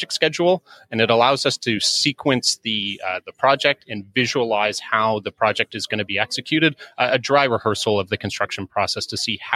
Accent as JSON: {"language": "English", "country": "Canada", "also_born_or_lived": "Toronto", "accent": "Canadian", "said": "as you may be able to gather from my accent, I'm actually Canadian. So based in Toronto"}